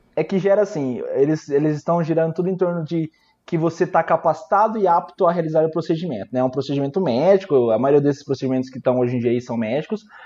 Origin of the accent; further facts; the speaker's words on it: Araçatuba, São Paulo, Brazil; also born or lived in Campo Grande, Mato Grosso do Sul; Eu sou daqui de Araçatuba, interior de São Paulo